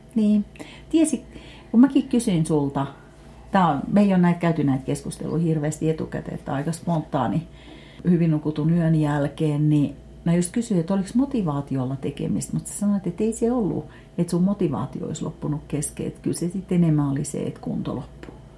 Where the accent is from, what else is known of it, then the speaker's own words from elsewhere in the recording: Finland; Mä sanoin, että Suomesta.